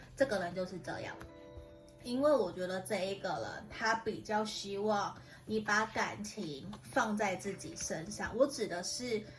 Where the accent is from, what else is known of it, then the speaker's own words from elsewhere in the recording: Tainan, Taiwan; 我的台语不是很好，虽然我是台南人